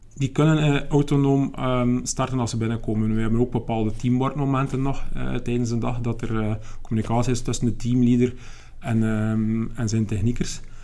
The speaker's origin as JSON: {"language": "Dutch", "region": "West Flanders", "country": "Belgium", "said": "ik ben niet van Melle zelf. Ik kom uit het verre West-Vlaanderen"}